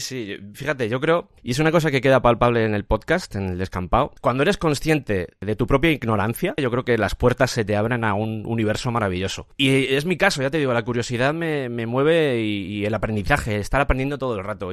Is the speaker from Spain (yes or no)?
yes; Madrid, Community of Madrid, Spain; also born or lived in Cuenca; vengo de Cuenca, toda mi familia viene de allí, estoy criado en Madrid, pero, toda mi familia es de Cuenca